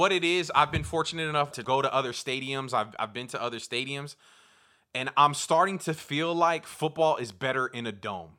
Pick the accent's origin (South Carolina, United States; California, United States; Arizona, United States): California, United States; South San Francisco; So I'm born and raised in the Bay Area Peninsula, South San Francisco.